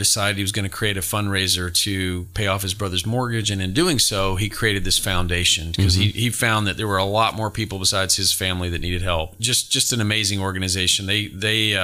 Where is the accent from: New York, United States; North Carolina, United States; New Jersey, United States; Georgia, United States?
Georgia, United States; moved away as an adult; now in Sumner County, Tennessee, United States; I'm from Georgia.